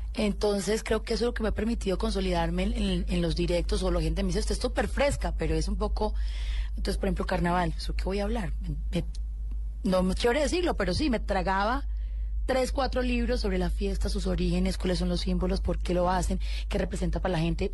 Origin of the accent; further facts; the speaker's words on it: Colombia; yo soy una colombiana común y corriente